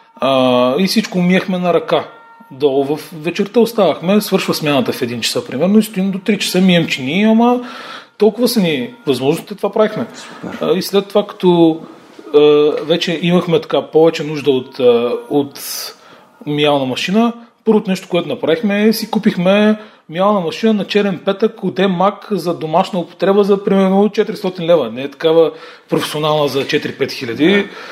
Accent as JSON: {"language": "Bulgarian", "town": "Dimitrovgrad", "region": "Haskovo Province", "country": "Bulgaria", "moved": "yes", "lives_now": "Sofia, Bulgaria", "said": "аз съм от Димитровград"}